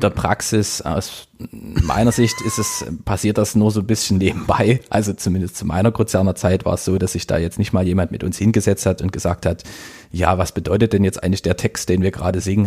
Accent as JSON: {"language": "German", "town": "Dresden", "region": "Saxony", "country": "Germany", "tie": "born or raised there", "also_born_or_lived": "Leipzig", "said": "in meiner Heimatstadt"}